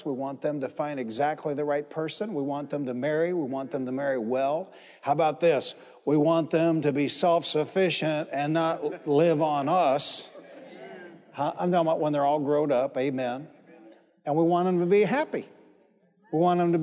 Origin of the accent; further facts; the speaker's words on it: Detroit, Michigan, United States; the church I grew up in Detroit, Michigan.